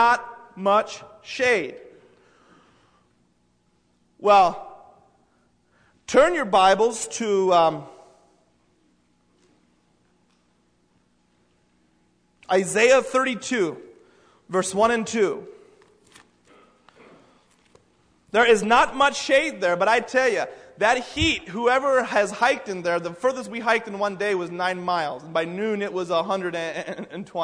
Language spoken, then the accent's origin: English; United States; I'm from the United States